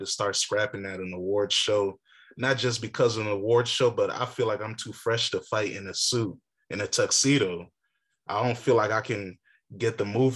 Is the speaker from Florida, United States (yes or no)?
no; Virginia, United States; I'm from Virginia